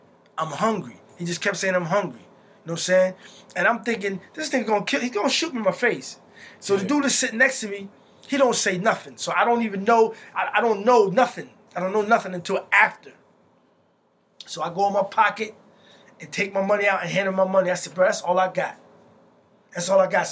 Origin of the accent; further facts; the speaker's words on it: Morristown, New Jersey, United States; My family's from Morristown, so I consider myself a Morristonian because it's been so long now. Like my grandmother and I was raised in Morristown